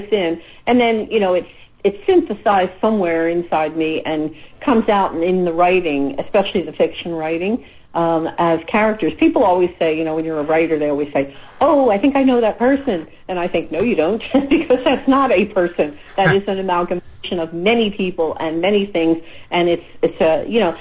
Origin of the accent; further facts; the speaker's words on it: Philadelphia, Pennsylvania, United States; I grew up in Philadelphia. I was born in the U.S.